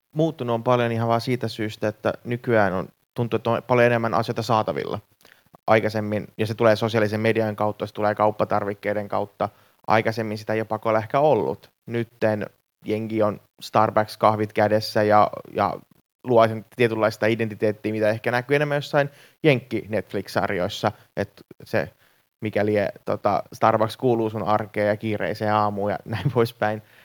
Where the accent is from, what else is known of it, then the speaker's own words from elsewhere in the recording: Finland; mä oon syntynyt Suomessa, mä oon syntynyt intialaistaustaiseen perheeseen, mutta meidän perhe on ollut niinku kolmatta sukupolvea Suomessa